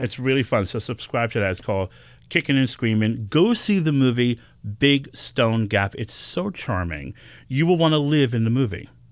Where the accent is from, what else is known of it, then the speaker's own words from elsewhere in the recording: New York City, New York, United States; I was born and raised here in New York City in the Bronx